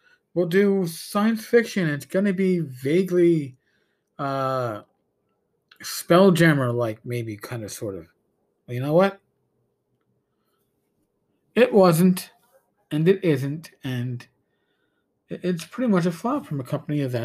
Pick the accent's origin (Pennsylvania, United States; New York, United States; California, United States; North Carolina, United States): New York, United States; I'm a New Yorker